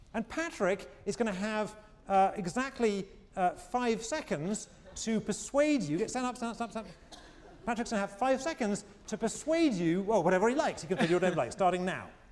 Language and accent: English; England, United Kingdom; moved away; When I was growing up in England, uh, uh, again, I'm going to reveal my age